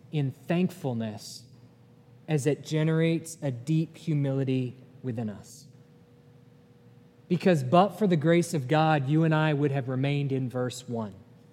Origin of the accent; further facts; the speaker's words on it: New England, United States; now in Chattanooga, United States; I'm from New England